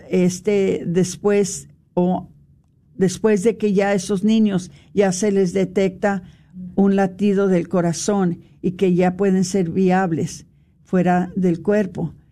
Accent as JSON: {"language": "Spanish", "country": "United States", "tie": "born or raised there", "said": "nosotros que somos nacidos aquí en los Estados Unidos"}